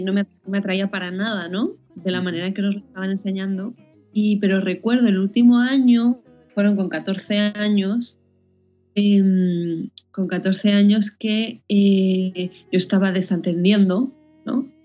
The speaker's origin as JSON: {"language": "Spanish", "town": "Madrid", "region": "Community of Madrid", "country": "Spain", "also_born_or_lived": "Boston", "moved": "as an adult", "lives_now": "Valencia, Spain", "said": "yo soy de Madrid, pero ya llevo cinco años eh, viviendo fuera"}